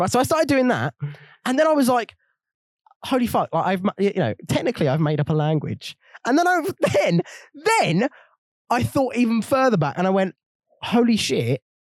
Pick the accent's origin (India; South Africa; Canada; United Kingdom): United Kingdom